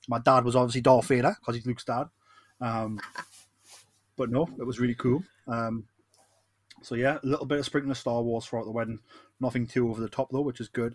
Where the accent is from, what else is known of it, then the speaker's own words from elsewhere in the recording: Geordie, North East England, United Kingdom; I am the …